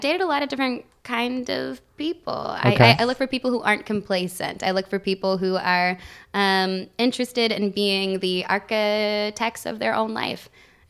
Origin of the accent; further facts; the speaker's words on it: Oklahoma City, Oklahoma, United States; also born or lived in Salt Lake City, Utah; And I was raised in Oklahoma. Like Oklahoma City.